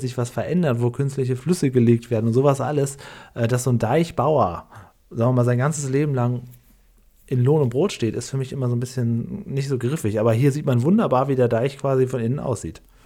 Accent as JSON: {"language": "German", "region": "Lower Saxony", "country": "Germany", "tie": "born or raised there", "said": "Und das ist quasi zwischen meinem Heimatdorf und Cuxhaven"}